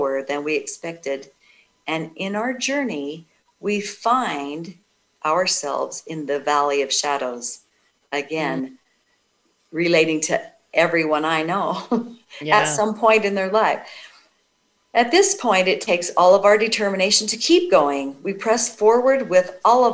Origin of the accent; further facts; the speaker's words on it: Idaho, United States; my home state of Idaho